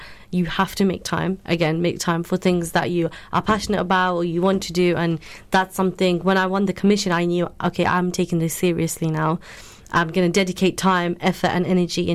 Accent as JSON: {"language": "English", "town": "Luton", "region": "East of England", "country": "United Kingdom", "tie": "born or raised there", "said": "a person that's born and raised in Luton and living in Luton"}